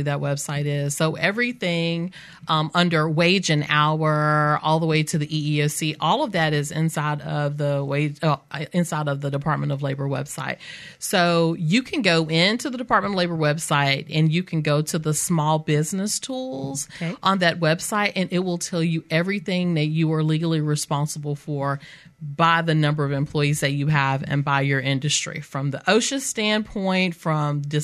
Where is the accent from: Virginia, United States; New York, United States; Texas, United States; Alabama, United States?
Alabama, United States; Mobile; I grew up in West Mobile.